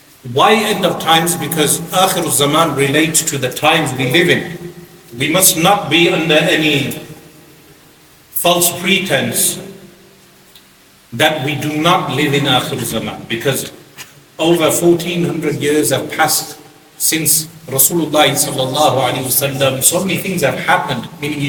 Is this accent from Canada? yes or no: no; Birmingham, West Midlands, United Kingdom; now in London, United Kingdom; I come from Birmingham to London, and your experience of Islam is different to my experience of Islam. Since growing up, we as young children in Birmingham, you would go, you come out of the house, there's a masjid.